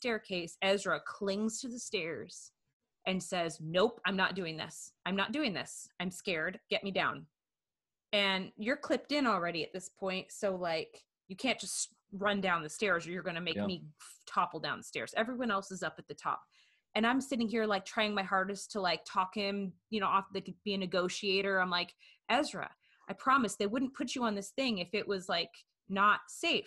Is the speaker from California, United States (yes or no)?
no; Washington, United States; I grew up in Washington State